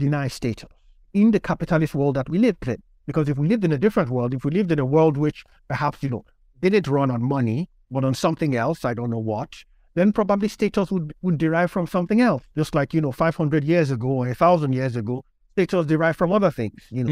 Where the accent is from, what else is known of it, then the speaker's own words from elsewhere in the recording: Lagos, Nigeria; moved away as an adult; also born or lived in Warsaw, Poland; now in United Kingdom; I grew up in Nigeria. Um, I was born to a Nigerian father and a Polish mother. Uh, so I lived in Lagos for the first seventeen years of my life